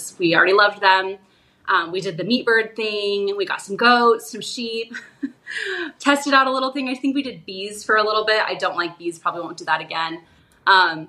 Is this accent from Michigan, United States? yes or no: no; Arizona, United States; my husband and I are both born and raised in Arizona